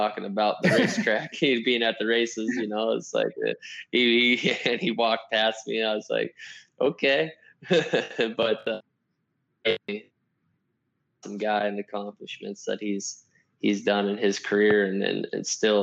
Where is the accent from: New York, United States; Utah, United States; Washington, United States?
Washington, United States; I grew up in Washington State, the northwest corner of the United States.